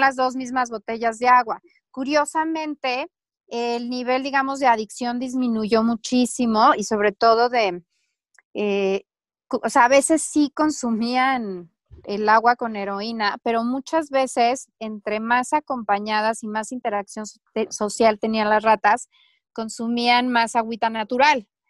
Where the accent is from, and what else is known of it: Mexico